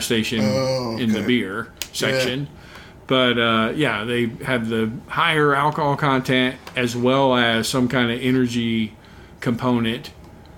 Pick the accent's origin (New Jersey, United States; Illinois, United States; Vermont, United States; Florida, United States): Florida, United States; South; growing up in South Florida, you'd have, you know, a lot of influence from Latin America and Cuba and Haiti